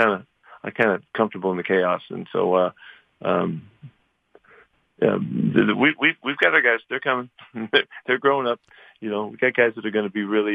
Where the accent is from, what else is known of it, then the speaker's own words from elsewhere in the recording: Bay Area, California, United States; I grew up watching him in the Bay Area